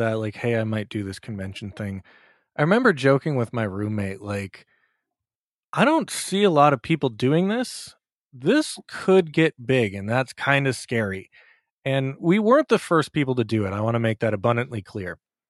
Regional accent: Minnesota, United States; moved away as an adult; now in New York, United States; I grew up in Minnesota. I lived there for 30 years before moving to New York.

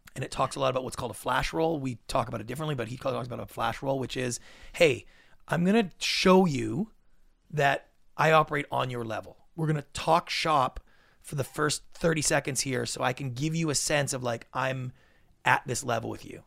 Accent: Canada; moved away as an adult; now in United States; thirty years growing up in Canada

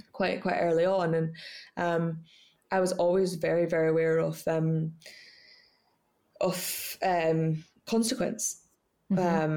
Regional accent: Scottish Borders, Scotland, United Kingdom; I was brought up in the Scottish borders um, on a farm called Middle, Middle Third Farm

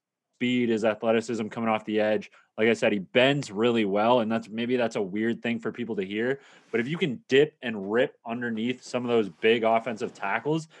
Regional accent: Kingston, Ontario, Canada; back to Kingston, stick it in my hometown, Richardson Stadium

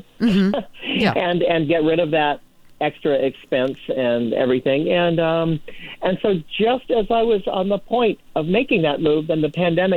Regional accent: Lancaster, New Hampshire, United States; now in Palm Springs, United States; I'm originally from from a very small town in New Hampshire, way up north, okay. Lancaster, New Hampshire

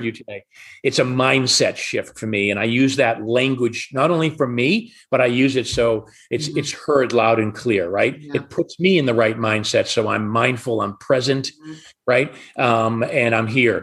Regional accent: Atlanta, Georgia, United States; I'm from Atlanta as well

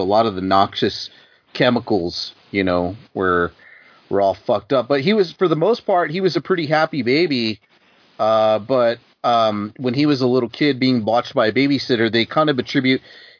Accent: New Mexico, United States; I'm from New Mexico, we're all in the same, at one time, one tribe, probably some Apache blood mixed in there.

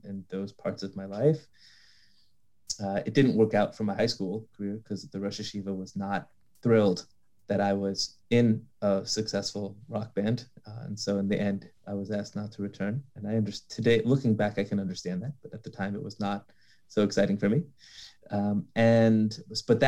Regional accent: Los Angeles, California, United States; I'm from Los Angeles, born and raised

